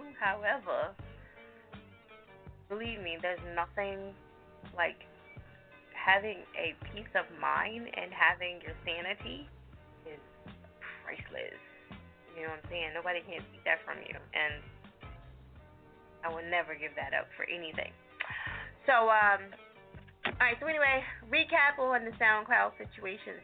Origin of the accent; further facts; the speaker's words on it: New Jersey, United States; moved away; I'm from Jersey